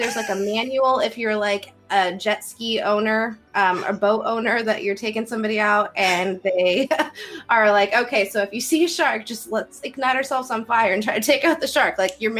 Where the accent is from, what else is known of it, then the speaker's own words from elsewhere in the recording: Iowa, United States; I'm from Iowa, forgive me, I don't have an ocean near me.